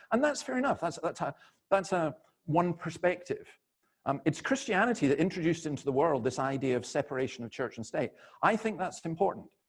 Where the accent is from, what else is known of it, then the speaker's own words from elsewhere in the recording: Scotland, United Kingdom; I'm not from around here. I'm from Scotland.